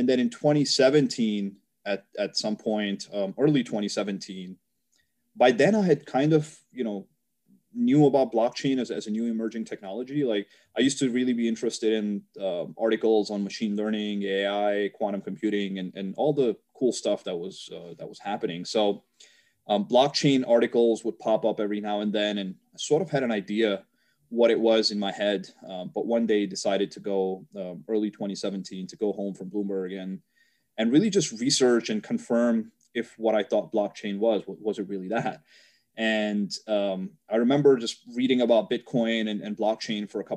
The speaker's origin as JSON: {"language": "English", "region": "New York", "country": "United States", "said": "I'm from New York"}